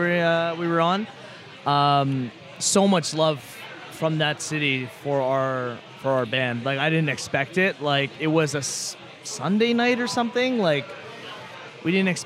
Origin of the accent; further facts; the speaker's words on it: Ontario, Canada; we're Canadian